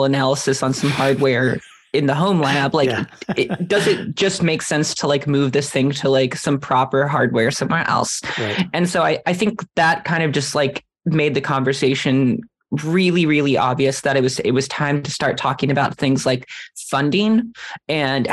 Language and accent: English; Iceland; moved away; my home country of Iceland